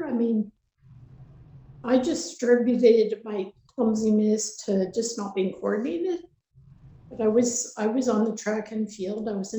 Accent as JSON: {"language": "English", "town": "Lac La Biche", "region": "Alberta", "country": "Canada", "tie": "born there", "also_born_or_lived": "British Columbia", "said": "so we lived in BC, Alberta, BC, back and forth. So I traveled quite a bit, but I was born in Alberta. I was born in Lac La Biche, actually."}